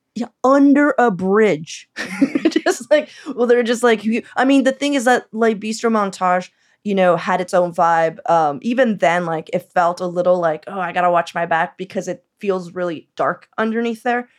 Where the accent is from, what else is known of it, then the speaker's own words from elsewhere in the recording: Los Angeles, California, United States; now in Portland, United States; I'm from East L